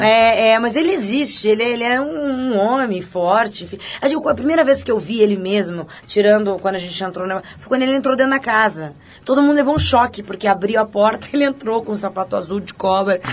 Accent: Campo Bom, Rio Grande do Sul, Brazil; moved away; Eu sou de Campo Bom

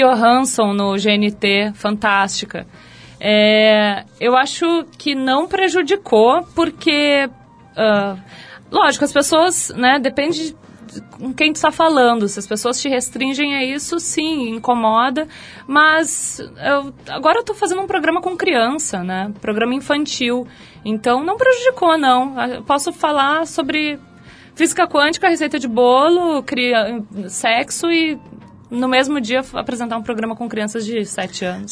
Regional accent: Porto Alegre, Rio Grande do Sul, Brazil; moved away as an adult; now in São Paulo, Brazil; Eu vim lá do IAPI. Um, pra quem não conhece, o IAPI lá em Porto Alegre é tipo um coabão, sabe? Então, eu cresci, eu nasci

